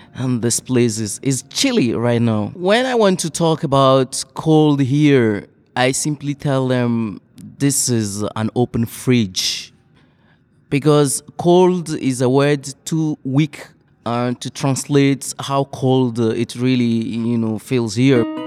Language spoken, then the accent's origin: English; Togo; English is a second language; moved away as an adult; now in Flint, United States; I come from Togo, uh, a French speaking country in West Africa